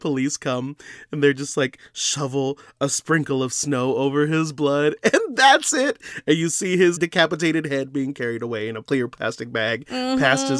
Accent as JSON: {"language": "English", "region": "Texas", "country": "United States", "tie": "born or raised there", "said": "We grew up in Texas."}